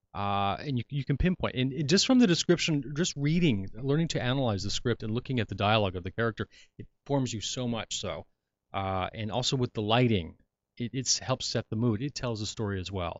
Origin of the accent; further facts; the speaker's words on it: Hollywood and Orange County, California, United States; Hollywood in Central America and then Orange County